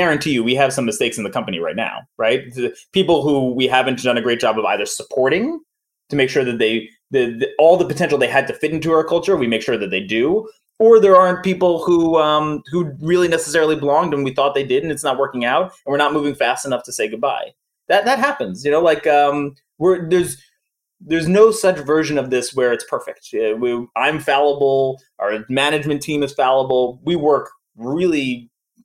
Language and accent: English; New York, United States; I'm from New York